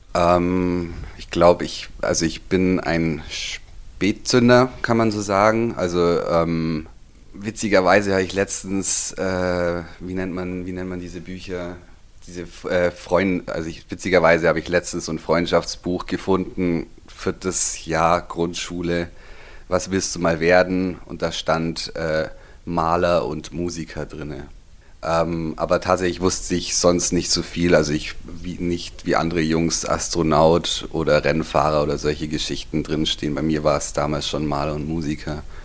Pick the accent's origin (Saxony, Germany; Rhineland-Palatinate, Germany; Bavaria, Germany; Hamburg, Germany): Bavaria, Germany; Füssen; ich bin geboren in Füssen, hier aufgewachsen, hier zur Schule